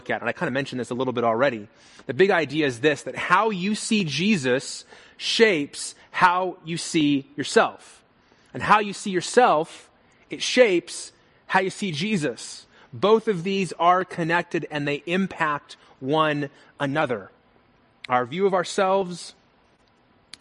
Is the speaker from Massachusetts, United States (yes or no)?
no; Las Vegas, Nevada, United States; I'm from Las Vegas, born and raised.